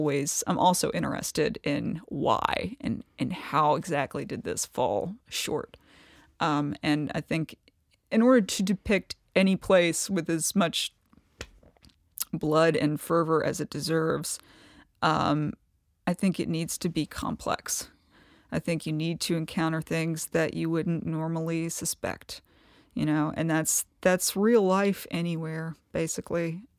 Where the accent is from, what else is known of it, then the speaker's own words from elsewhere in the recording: Kentucky, United States; I guess I'm from the Appalachian part of Kentucky. I'm from East Kentucky.